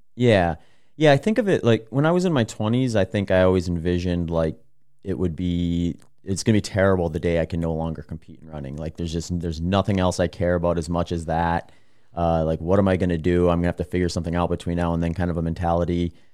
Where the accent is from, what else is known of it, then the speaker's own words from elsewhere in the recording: Wisconsin, United States; moved away as an adult; also born or lived in California / Phoenix; now in Austin, United States; I grew up in Wisconsin for, like, twenty years, and I was teaching there for five years before I moved out to California, eventually Phoenix, and now Austin